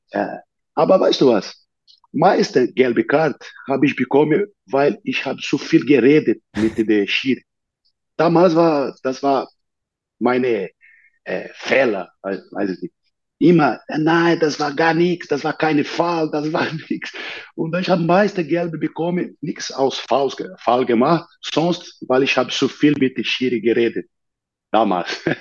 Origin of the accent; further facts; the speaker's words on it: São Paulo, Brazil; born there; German is a second language; in der Nähe von São Paulo, wo ich geboren bin